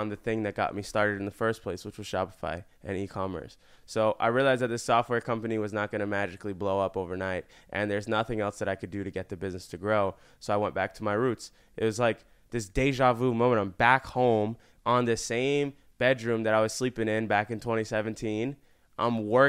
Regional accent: Florida, United States; moved away as an adult; now in Los Angeles, United States; I'm literally from Florida.

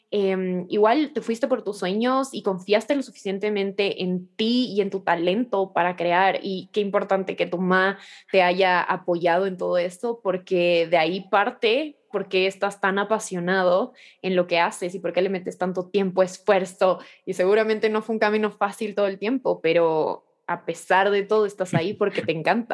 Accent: Ecuador; como ecuatoriana me siento muy, muy orgullosa

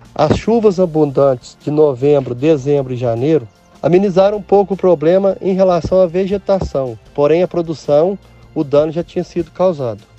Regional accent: Candeias, Minas Gerais, Brazil; sou da região de Candeias, Minas Gerais, onde cultivo café em minha pequena propriedade.

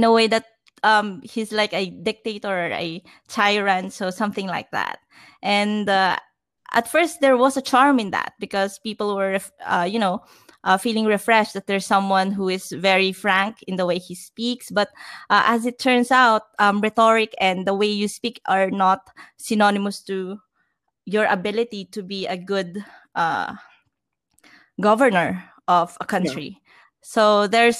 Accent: Batangas, Calabarzon, Philippines; now in Metro Manila, Philippines; from where I came from, I came from the province. So I came from Batangas.

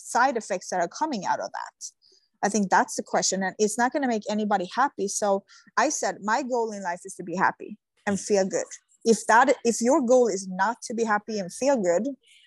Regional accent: Sweden; moved away; I come from Sweden

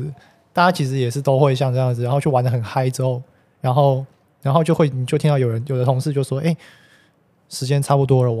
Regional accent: Taipei, Taiwan; 对啊，就是在就我们公司就在这边，其实。也离我家很近啊，因为我们家从小也住在这边附近，

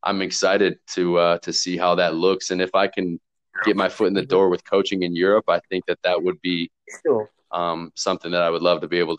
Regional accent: Rockford, Illinois, United States; moved away as an adult; also born or lived in St. Louis, Missouri; now in Innsbruck, Austria; playing over here as an American

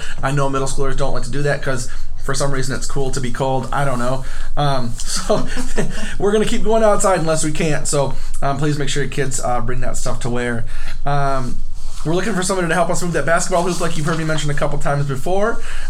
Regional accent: Iowa, United States; Iowans, we're supposed to say pop, aren't we?

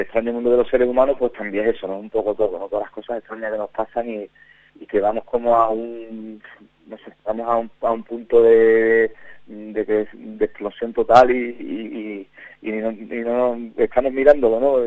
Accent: Huelva, Andalusia, Spain; accent: Andalusian; moved away as an adult; now in Burgos, Spain; yo soy de Huelva, que lo notaréis un poco por el, acento

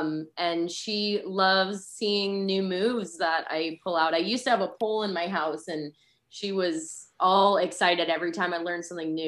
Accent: New England, United States; accent: New England; I lost my New England accent.

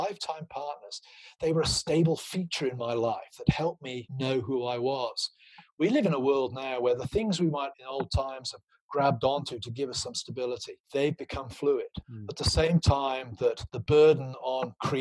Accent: Gloucestershire, South West England, United Kingdom; moved away; my hometown in Gloucestershire

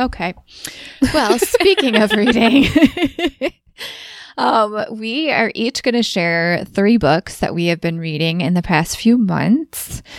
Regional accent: Midwest, United States; accent: Midwestern; my Midwestern accent

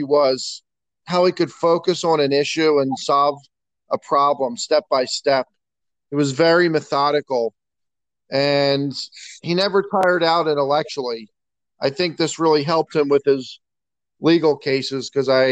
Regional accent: North Wales, Pennsylvania, United States; I grew up in North Wales, which is fairly close to Montgomery County Community College

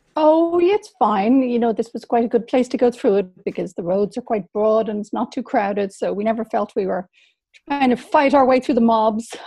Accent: Dublin, Leinster, Ireland; moved away as an adult; I was from Dublin and I emigrated at 20

